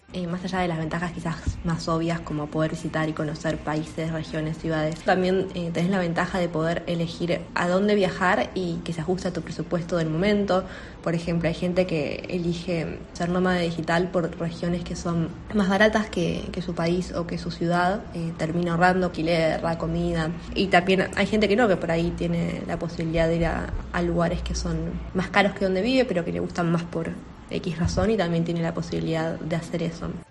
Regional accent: Argentina; yo soy de Argentina

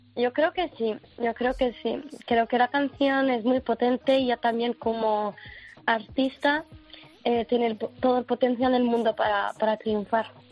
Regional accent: Morocco; soy marroquí, no soy española

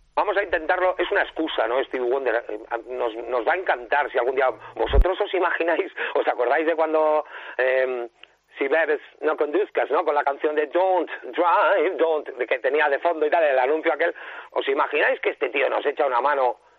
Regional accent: San Sebastián, Basque Country, Spain; soy un rockero, donostiarra

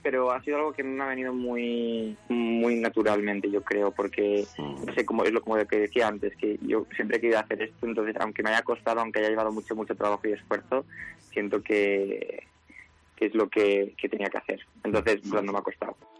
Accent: Extremadura, Spain; yo además soy de Extremadura

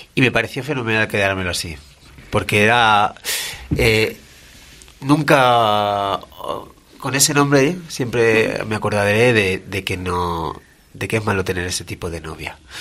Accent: Badajoz, Extremadura, Spain

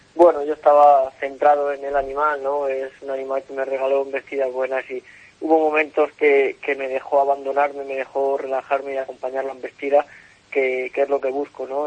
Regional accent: Salamanca, Castile and León, Spain; mi tierra, en Salamanca, donde eh, el aficionado me ha visto crecer

